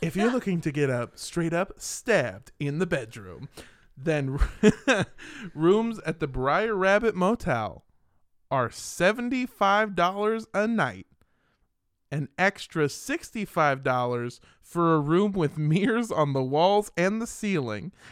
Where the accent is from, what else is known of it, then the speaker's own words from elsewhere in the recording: California, United States; I grew up in California